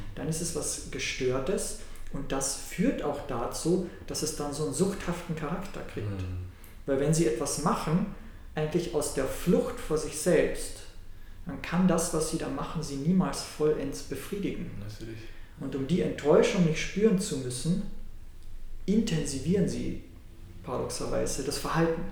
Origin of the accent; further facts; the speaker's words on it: Austria; In meiner Heimat, Österreich